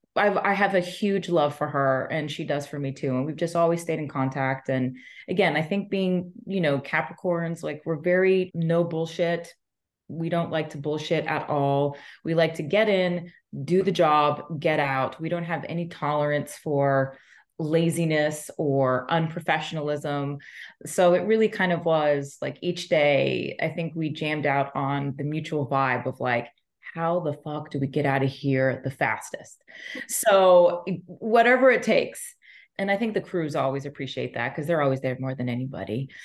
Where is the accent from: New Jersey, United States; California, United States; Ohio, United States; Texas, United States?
Texas, United States; moved away as an adult; also born or lived in Los Angeles; growing up in Texas, I just thought I was whiter than white bread.